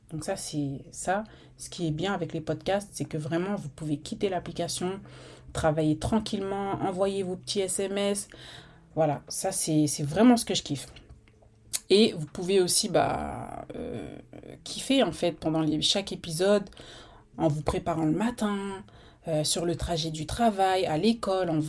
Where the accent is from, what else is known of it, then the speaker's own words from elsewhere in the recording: Rouen, Normandy, France; j'ai 34 ans, je viens de Rouen, je l'ai dit ça, je viens de Normandie, je l'ai dit.